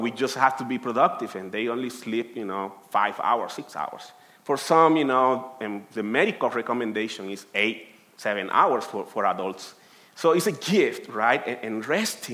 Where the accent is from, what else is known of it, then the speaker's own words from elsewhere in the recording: Colombia; English is a second language; moved away as an adult; now in United States; I'm from Colombia, and I have been here in the United States for 13 years